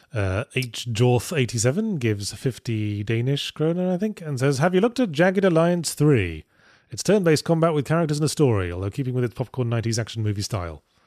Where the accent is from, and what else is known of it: United Kingdom